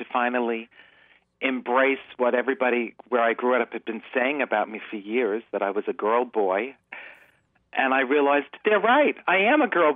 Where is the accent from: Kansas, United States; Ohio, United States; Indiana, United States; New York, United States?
New York, United States; New York City; I grew up in the Bronx